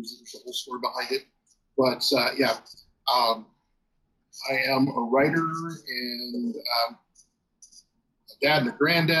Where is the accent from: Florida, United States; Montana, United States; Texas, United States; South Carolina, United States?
Texas, United States; I grew up in South Texas, so my reading choices were outside of like Tolkien and the Narnia series